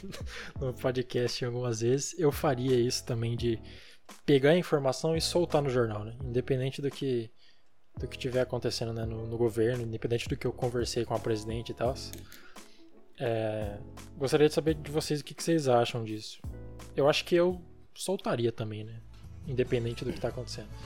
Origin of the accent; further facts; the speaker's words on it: Brazil; como brasileiros